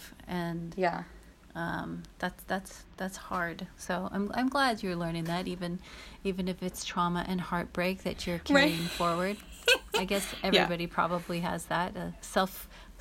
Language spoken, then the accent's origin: English; Minnesota, United States; I grew up in Minnesota